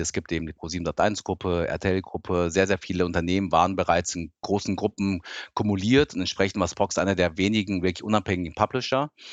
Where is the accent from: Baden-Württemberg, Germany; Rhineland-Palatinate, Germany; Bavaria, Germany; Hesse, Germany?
Hesse, Germany; suburb of Frankfurt; German is a second language; also born or lived in Tokyo, Japan; als ich acht war, wollte mein Papa dann doch wieder zurück nach Deutschland und dann sind wir aus wirklich mitten Tokio, sind wir dann in den Vorort von Frankfurt gezogen, also richtig hessische Provinz und ja, und habe da dann Deutsch gelernt